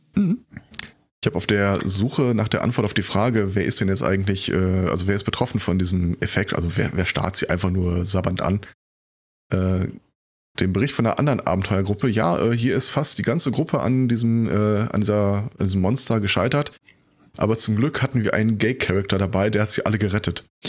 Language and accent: German; Germany; bei uns in Deutschland